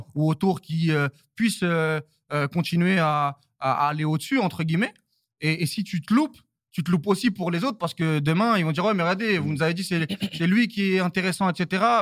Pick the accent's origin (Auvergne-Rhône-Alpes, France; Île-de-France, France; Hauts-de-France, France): Île-de-France, France; Saint-Denis; je viens de Saint-Denis. Euh, euh, je, suis, parisien